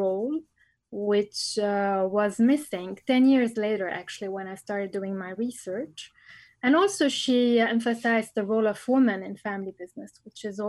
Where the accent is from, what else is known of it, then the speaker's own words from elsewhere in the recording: Lebanon; moved away as an adult; also born or lived in Bordeaux, France; I was born and raised in Lebanon